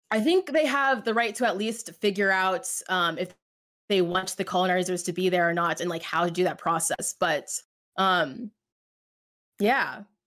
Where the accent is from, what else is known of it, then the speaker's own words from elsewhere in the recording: United States; I'm American